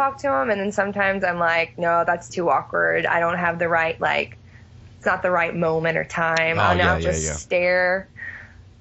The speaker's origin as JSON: {"language": "English", "town": "Waco", "region": "Texas", "country": "United States", "tie": "born or raised there", "also_born_or_lived": "Austin, Texas", "said": "I was born in Waco."}